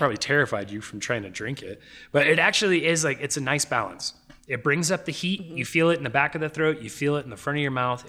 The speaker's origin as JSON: {"language": "English", "town": "Albuquerque", "region": "New Mexico", "country": "United States", "tie": "born or raised there", "said": "I grew up on that stuff. Growing up in Albuquerque."}